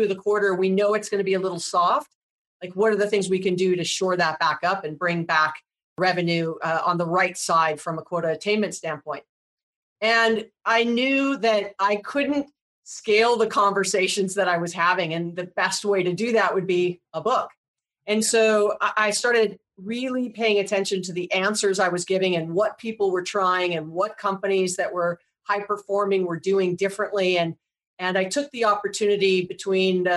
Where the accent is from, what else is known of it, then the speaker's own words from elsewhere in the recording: Hawaii, United States; I was born and raised in Hawaii